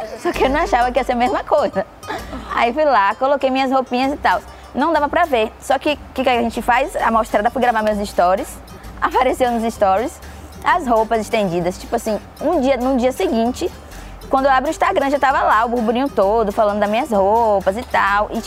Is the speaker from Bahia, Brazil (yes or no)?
yes; São Caetano, Bahia, Brazil; also born or lived in Alphaville; Eu sou de São Caetano e agora tô no ah. Alphaville.